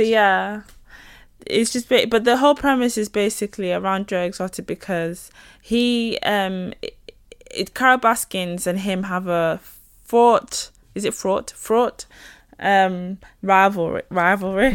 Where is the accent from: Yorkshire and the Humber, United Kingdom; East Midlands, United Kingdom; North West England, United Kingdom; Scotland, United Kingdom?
Yorkshire and the Humber, United Kingdom; near Leeds; accent: Northern; local to where I grew up